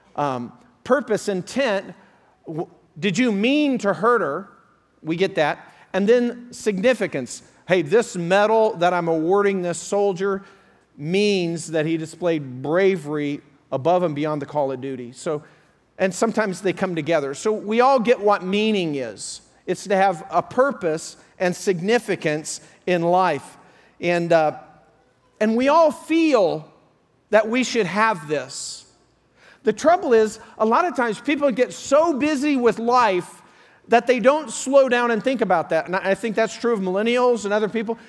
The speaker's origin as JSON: {"language": "English", "region": "Colorado", "country": "United States", "tie": "born or raised there", "moved": "yes", "said": "back to Colorado, my hometown, I went to a, a high school reunion"}